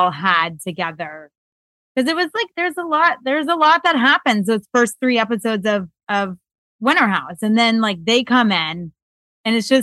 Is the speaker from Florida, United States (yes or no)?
yes; Florida, United States; I grew up in Florida